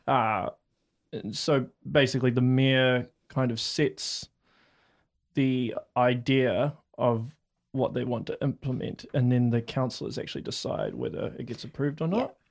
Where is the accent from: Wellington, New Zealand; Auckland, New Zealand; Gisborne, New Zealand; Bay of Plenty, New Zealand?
Auckland, New Zealand; now in Hamilton, New Zealand; I'm from Auckland